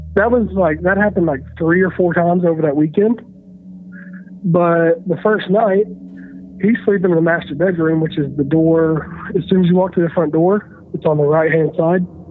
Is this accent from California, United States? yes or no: no; Tennessee, United States; now in Washington, DC area, United States; I'm from Tennessee